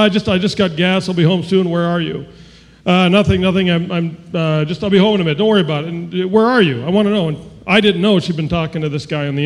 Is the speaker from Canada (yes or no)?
yes; Canada; moved away; I was born in Canada.